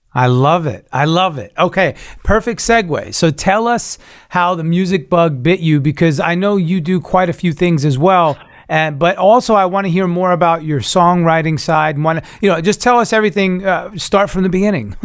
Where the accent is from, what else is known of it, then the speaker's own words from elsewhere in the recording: New York, United States; I'm from New York. I'm originally a Cuban Italian New Yorker